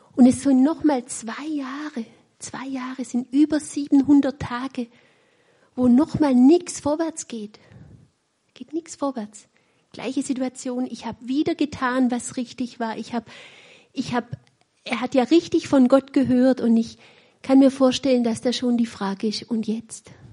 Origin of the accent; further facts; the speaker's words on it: Weinstadt, Baden-Württemberg, Germany; accent: Swabian; Ich spreche ein wunderbares Schwäbisch, weil ich auch in Weinstadt aufgewachsen bin